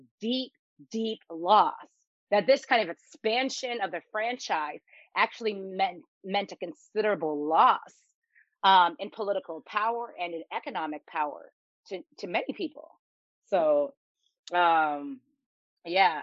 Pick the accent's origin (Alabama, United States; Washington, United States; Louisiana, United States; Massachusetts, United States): Washington, United States; Seattle; moved away; also born or lived in Texas; I grew up in Seattle, Washington